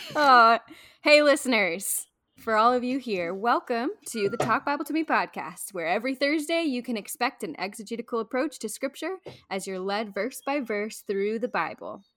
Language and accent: English; Midwest, United States; I'm from the Midwest.